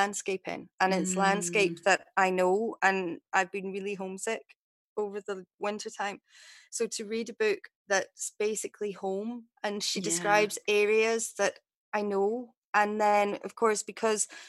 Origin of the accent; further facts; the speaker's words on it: Scottish Borders, Scotland, United Kingdom; I grew up in the Scottish Borders and spent a lot of time there